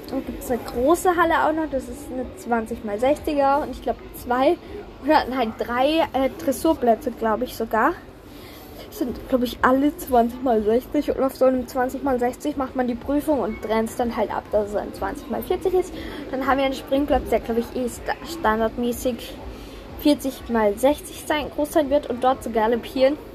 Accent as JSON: {"language": "German", "country": "Austria", "said": "Und wenn man die Lizenz hat, dann darf man Turniere reiten. Also so ist das bei uns in Österreich."}